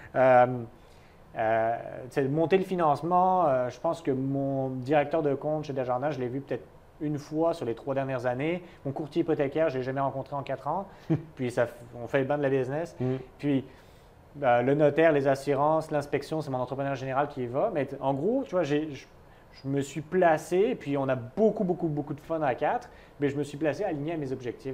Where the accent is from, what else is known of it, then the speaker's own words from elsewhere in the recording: France; moved away as an adult; also born or lived in United States; now in Montreal, Canada; j'ai quitté la France